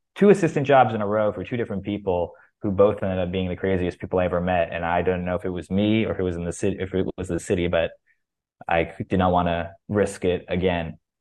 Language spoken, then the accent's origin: English; Boca Raton, Florida, United States; I'm a Jew from Boca Raton